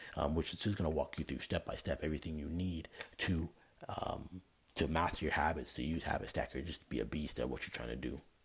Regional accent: Canada; moved away; I'm from Canada. Like I don't live anywhere near where I'm from

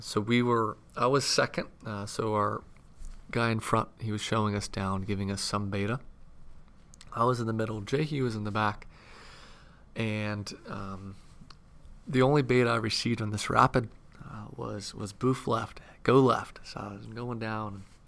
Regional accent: Southeast, United States; growing up in the Southeast, Uh, we never really had, uh, great skiing weather

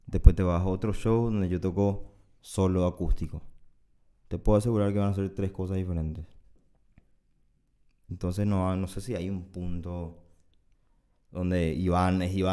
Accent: Paraguay; yo soy paraguayo

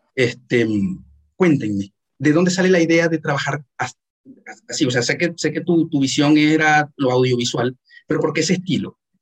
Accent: Maracaibo, Zulia, Venezuela; yo, soy maracucho

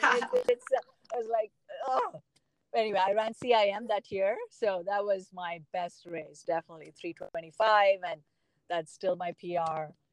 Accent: South India, India; moved away; I grew up in South India.

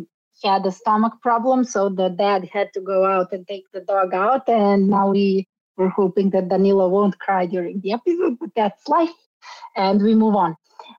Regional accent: Sarajevo, Federation of Bosnia and Herzegovina, Bosnia & Herzegovina; now in Belgrade, Serbia; In the 1990s, I actually was a refugee. I came from Bosnia, from Sarajevo to Belgrade.

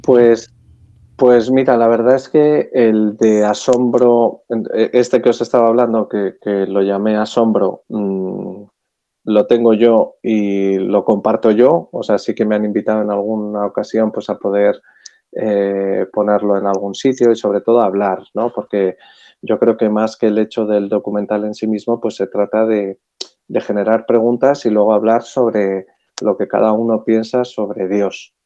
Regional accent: Madrid, Community of Madrid, Spain; yo soy un madrileño de 48 años

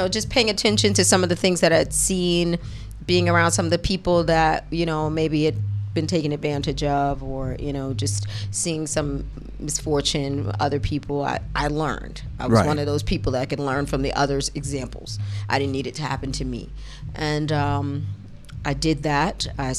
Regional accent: New York City, New York, United States; I lived in the Bronx. So I was coming from the hood. On Sedgwick.

